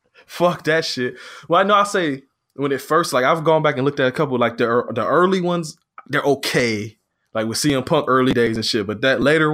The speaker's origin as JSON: {"language": "English", "country": "United States", "said": "as an American"}